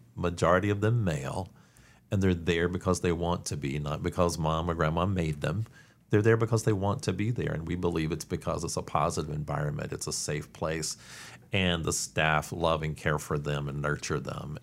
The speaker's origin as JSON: {"language": "English", "region": "Eastern North Carolina", "country": "United States", "tie": "born or raised there", "also_born_or_lived": "Washington, D.C. / Atlanta", "lives_now": "Winston-Salem, United States", "said": "I grew up in Eastern North Carolina"}